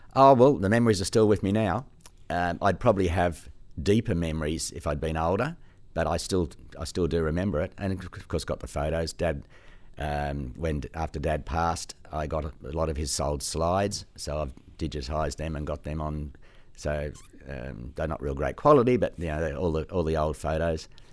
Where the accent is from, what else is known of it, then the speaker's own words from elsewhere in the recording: Australia; also born or lived in Sydney / Gosford; now in Queensland, Australia; Australia is my country. It's where I was born.